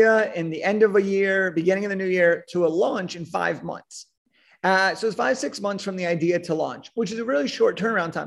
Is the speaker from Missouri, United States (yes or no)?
no; Southern California, United States; I was born in Southern California